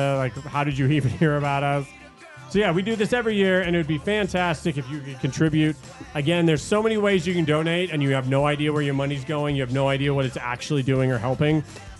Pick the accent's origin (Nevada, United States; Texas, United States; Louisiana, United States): Nevada, United States; Las Vegas; Local Las Vegas kids. Cause we're from Vegas.